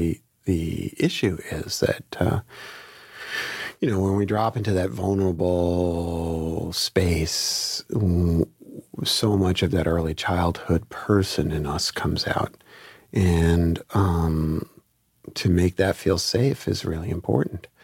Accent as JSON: {"language": "English", "town": "New York City", "region": "New York", "country": "United States", "tie": "born or raised there", "said": "I grew up in Flatbush, East 26th Street and Avenue D"}